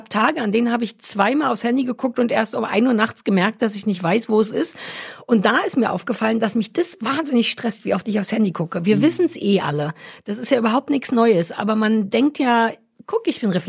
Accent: Baden-Württemberg, Germany; Das ist ja auch weg und ich bin Schwäbin.

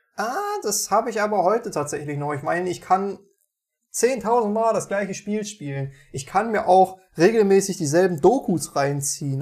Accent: Meiningen, Thuringia, Germany; bei uns in Meiningen

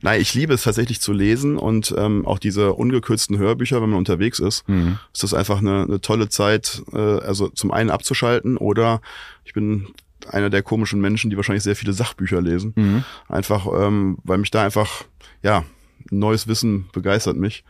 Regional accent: Oberbergisches Land, North Rhine-Westphalia, Germany; now in Cologne, Germany; Ich komme aus dem Oberbergischen.

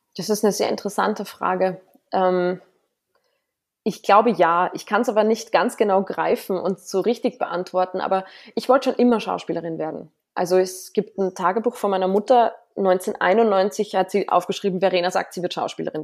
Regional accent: Salzburg, Austria; ich als Salzburgerin

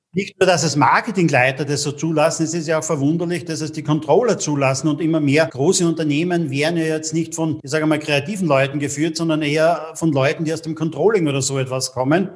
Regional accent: Austria; bei uns in Österreich

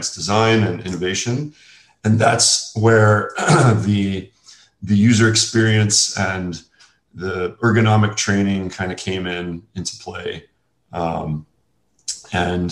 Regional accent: New Orleans, Louisiana, United States; moved away as an adult; also born or lived in California; I was raised in New Orleans, Louisiana

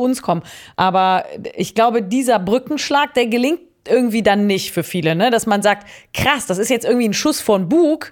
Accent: Cologne, North Rhine-Westphalia, Germany; ich bin in Köln aufgewachsen

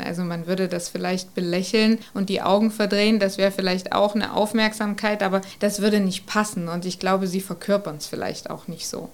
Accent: Germany; als Deutsche

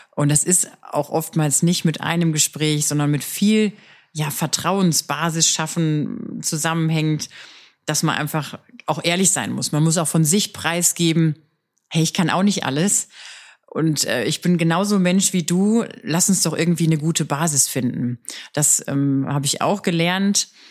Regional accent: Ruhr area, North Rhine-Westphalia, Germany; moved away as an adult; now in Stuttgart, Germany; Wir sind äh, aus dem Ruhrgebiet

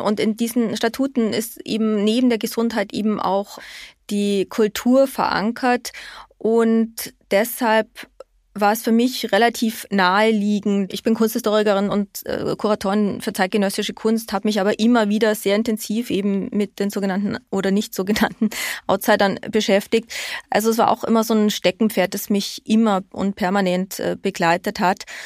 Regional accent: Germany; now in Austria; mir als Deutsche

